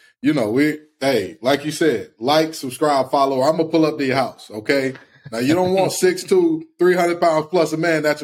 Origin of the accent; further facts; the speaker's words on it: Detroit, Michigan, United States; moved away as an adult; also born or lived in North Carolina; I'm from Detroit, Michigan. Mm-hmm. Played at a football powerhouse in the Midwest at Cass Tech